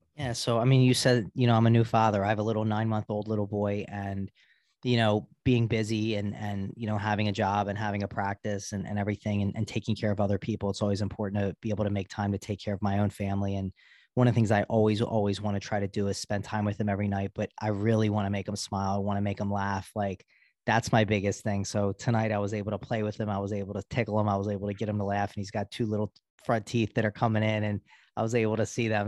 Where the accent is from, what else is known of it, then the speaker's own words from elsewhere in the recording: Baltimore, Maryland, United States; I grew up in Baltimore